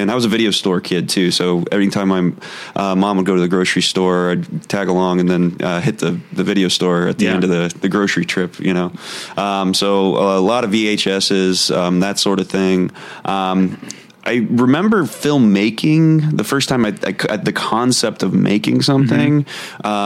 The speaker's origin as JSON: {"language": "English", "town": "Warren", "region": "Ohio", "country": "United States", "tie": "born or raised there", "also_born_or_lived": "Columbus, Ohio", "moved": "as an adult", "said": "originally from Warren, Ohio. Oh yeah. Um, was lived yeah, born and raised there. Um, I went to uh, college at Ohio State in Columbus. Lived there briefly after graduating."}